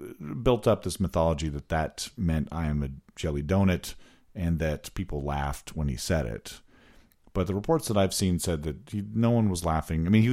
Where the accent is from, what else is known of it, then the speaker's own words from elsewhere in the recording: United States; We're American.